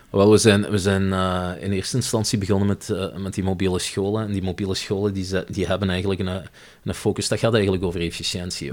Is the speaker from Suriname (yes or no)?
no; Limburg, Flanders, Belgium; moved away as an adult; also born or lived in Leuven; Ik ben opgegroeid in Limburg